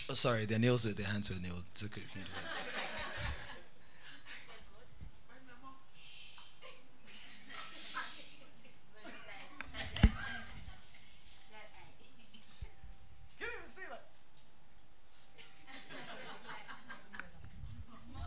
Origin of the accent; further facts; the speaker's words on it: Benue, Nigeria; I'm from Benue State